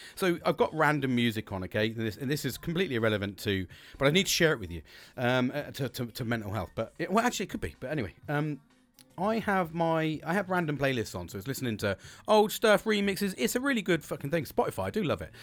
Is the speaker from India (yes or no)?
no; United Kingdom; We're British.